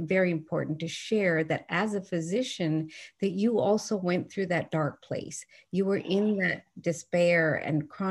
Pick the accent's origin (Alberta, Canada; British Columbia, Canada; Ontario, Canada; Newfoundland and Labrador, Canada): Newfoundland and Labrador, Canada; I grew up in Newfoundland, and I just love the way that I was brought up